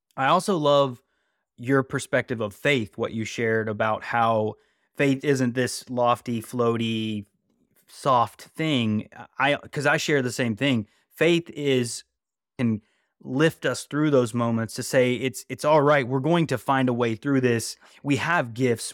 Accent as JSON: {"language": "English", "region": "West Virginia", "country": "United States", "tie": "born or raised there", "also_born_or_lived": "California", "moved": "yes", "lives_now": "North Carolina, United States", "said": "growing up in West Virginia"}